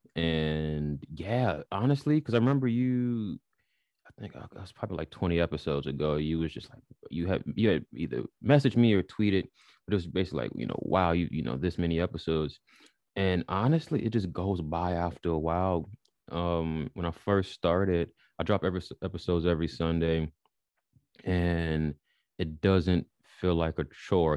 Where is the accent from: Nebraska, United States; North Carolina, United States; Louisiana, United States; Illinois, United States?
Illinois, United States; Chicago; moved away as an adult; now in United Kingdom; born and raised in Chicago